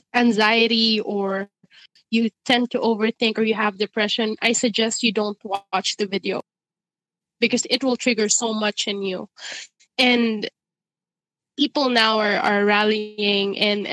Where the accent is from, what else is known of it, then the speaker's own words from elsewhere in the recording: Ireland; It triggered so much emotion in me because I grew up in Ireland.